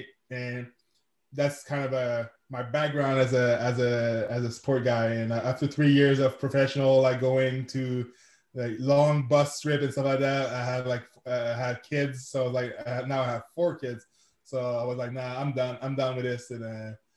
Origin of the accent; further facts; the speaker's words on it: Quebec City, Quebec, Canada; first language French; English is a second language; I'm from Quebec City, Canada. I'm a francophone, so je parle français. That's my first language